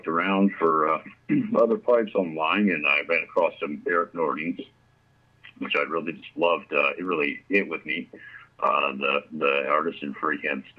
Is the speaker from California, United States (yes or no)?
no; Grants Pass, Oregon, United States; I'm from Southern Oregon, right around Grants Pass area. That's where I was born and raised, and I've lived here pretty much my whole life